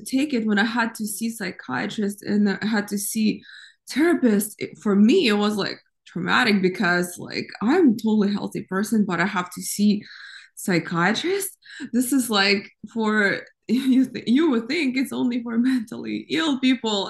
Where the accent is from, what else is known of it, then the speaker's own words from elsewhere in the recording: Ukraine; now in United States; I grew up in Ukraine